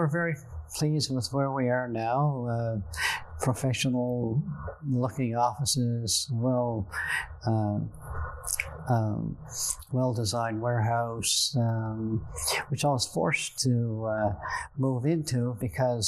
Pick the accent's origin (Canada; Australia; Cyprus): Canada; Buchans, Newfoundland and Labrador; also born or lived in Grand Falls-Windsor; Growing up in Central and Buchans